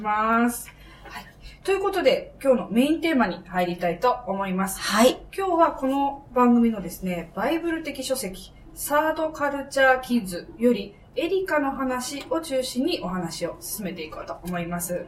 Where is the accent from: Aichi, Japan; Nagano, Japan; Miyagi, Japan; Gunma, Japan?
Miyagi, Japan; Sendai; moved away as an adult; also born or lived in Tokyo / Shanghai; now in Kanagawa, Japan; 私自身出身は宮城県仙台市です。